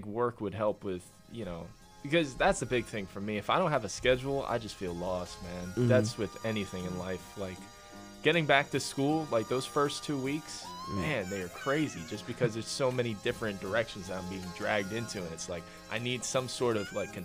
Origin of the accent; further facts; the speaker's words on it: North Carolina, United States; I'm from North Carolina. I don't live in New York